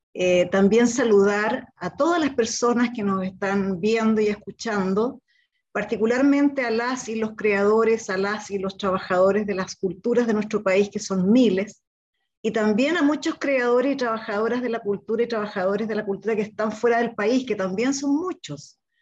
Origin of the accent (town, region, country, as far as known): Chile; now in Santiago, Chile